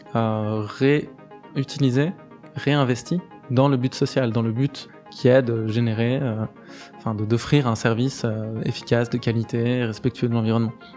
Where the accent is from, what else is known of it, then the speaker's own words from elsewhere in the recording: Geneva, Switzerland; c'est là où j'ai grandi